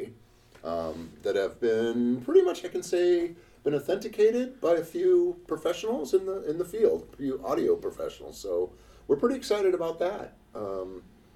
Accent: Alaska, United States; being born and raised in Alaska

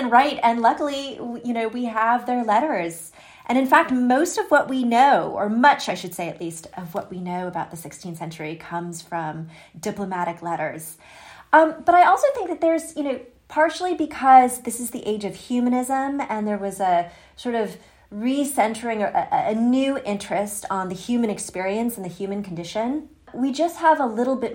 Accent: United States; I am an American and I'm living in the United States right now

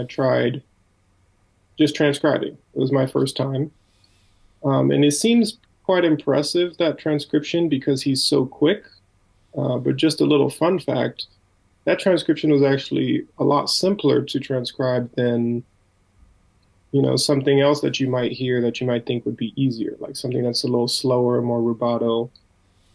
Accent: United States; also born or lived in Minnesota; being an American

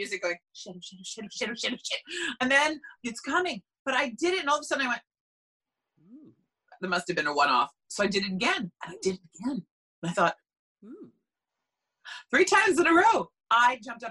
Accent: Long Island, New York, United States; now in New Jersey, United States; I'm from Long Island

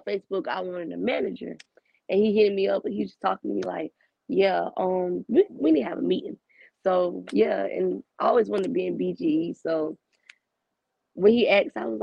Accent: North Augusta, South Carolina, United States; I'm from North Augusta, South Carolina.

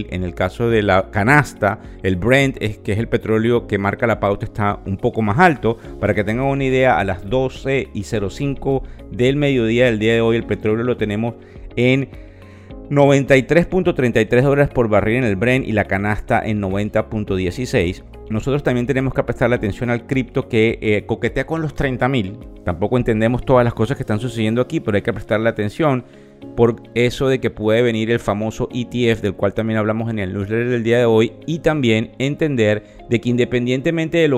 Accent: Venezuela; a menos que como venezolanos nos pongamos de acuerdo con todo el dolor de toda la gente que ha entregado su vida

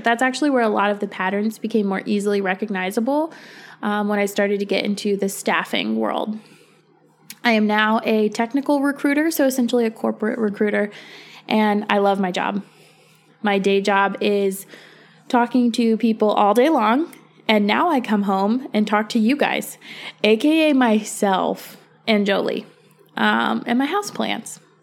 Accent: Virginia, United States; moved away as an adult; I moved back to Virginia about a year and a half ago. Um, I grew up in Virginia. I was born and raised.

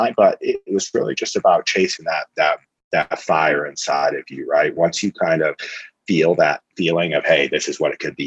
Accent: Lincoln, Nebraska, United States; moved away; I'm from Lincoln, Nebraska originally

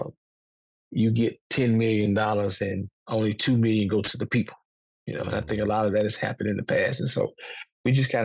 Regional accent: Mosses, Alabama, United States; also born or lived in Montgomery, Alabama; I was born and raised in Lyons County, a small community called Mosses

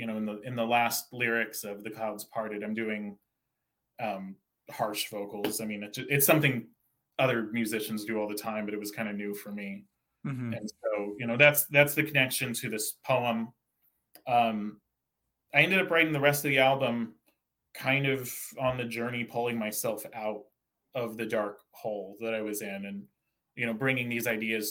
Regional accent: Santa Cruz, California, United States; now in Bay Area, United States; I grew up in Santa Cruz, California

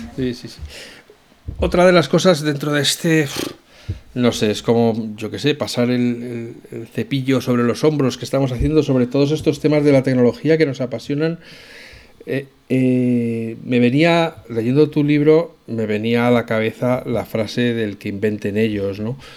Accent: Spain; cómo somos los españoles

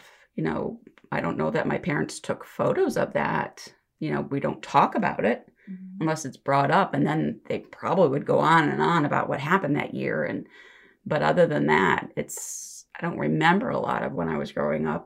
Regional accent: Geauga County, Ohio, United States; moved away as an adult; also born or lived in Cuyahoga County, Ohio; now in Lorain County, United States; I grew up actually in Geauga County. So I moved to Cuyahoga County and then out to Lorain probably about 25 years ago.

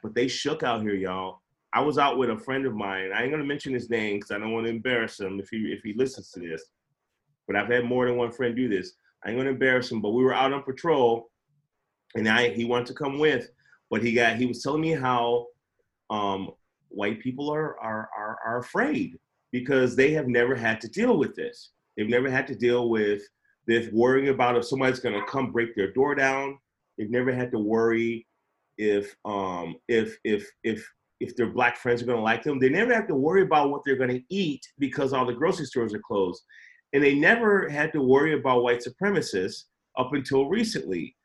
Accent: Chicago, Illinois, United States; moved away; I grew up in Chicago where there was ghetto birds all the time over the West Side with spotlights.

